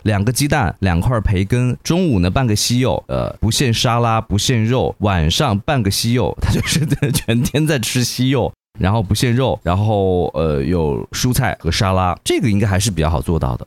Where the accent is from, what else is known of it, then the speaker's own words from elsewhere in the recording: Hunan, China; 我们属于这种高湿高热的地带，这种盆地地带